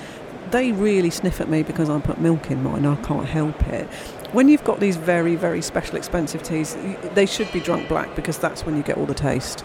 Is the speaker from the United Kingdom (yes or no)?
yes; United Kingdom; because I'm British